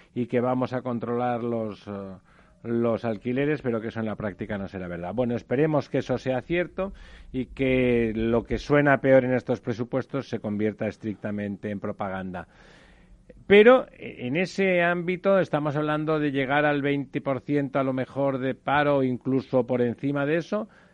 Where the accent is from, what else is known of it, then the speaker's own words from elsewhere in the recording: Spain; Somos españoles